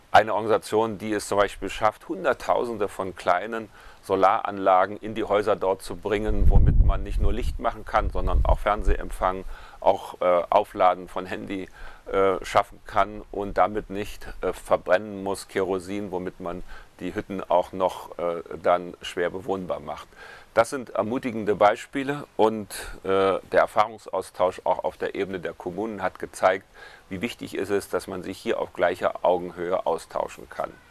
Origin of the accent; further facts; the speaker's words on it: Freiburg, Baden-Württemberg, Germany; Ich möchte heute berichten von einem Ereignis, das am 6. und 7. November in meiner Heimatstadt Freiburg stattgefunden hat.